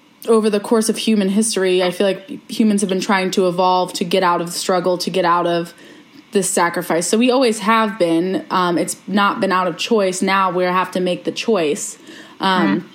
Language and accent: English; Ohio, United States; I'm from Ohio